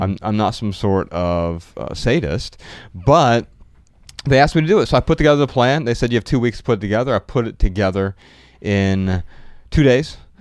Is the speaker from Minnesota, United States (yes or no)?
no; Dayton, Ohio, United States; I was born in Dayton, Ohio, a few months previous